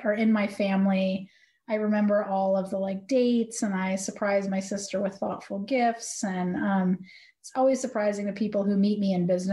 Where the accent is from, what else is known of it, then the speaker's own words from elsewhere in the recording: Providence, New England, United States; moved away as an adult; also born or lived in Florida; I was born in Florida, but grew up in New England. I kind of was in Providence and in New England from 8 to 30